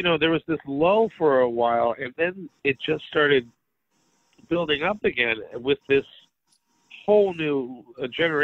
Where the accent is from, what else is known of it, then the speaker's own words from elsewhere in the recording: New York City, New York, United States; growing up in New York